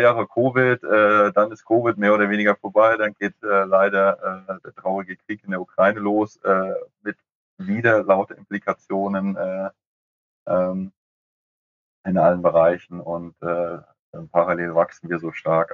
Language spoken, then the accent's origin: German; Frankfurt, Hesse, Germany; ich als Frankfurter